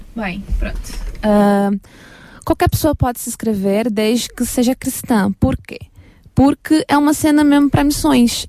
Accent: Brazil; moved away as an adult; now in Portugal; eu sou brasileira

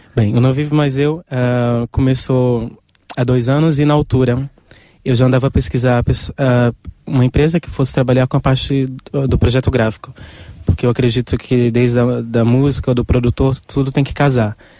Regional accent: Brazil; eu sou brasileiro

